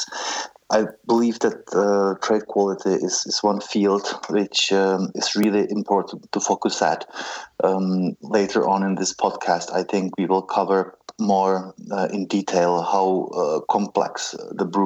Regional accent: Czechia; moved away as an adult; Growing up in the Czech Republic

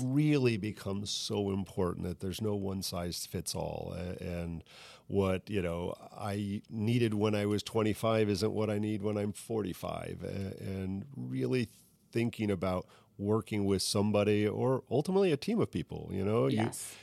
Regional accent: Bahamas; now in Saint Petersburg, United States; my heritage growing up in the Bahamas

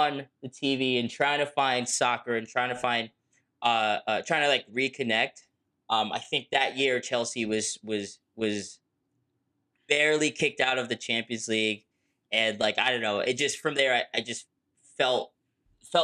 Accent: Lagos, Nigeria; I'm from Lagos, Nigeria

